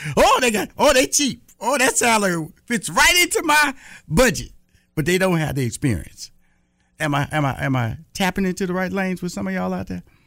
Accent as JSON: {"language": "English", "region": "Texas", "country": "United States", "said": "I'm from Texas"}